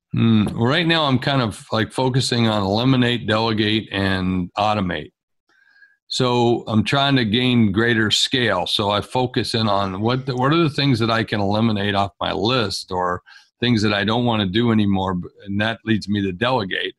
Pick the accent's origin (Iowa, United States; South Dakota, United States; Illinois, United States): South Dakota, United States; I'm from South Dakota, and for a long time I've operated inside the borders of South Dakota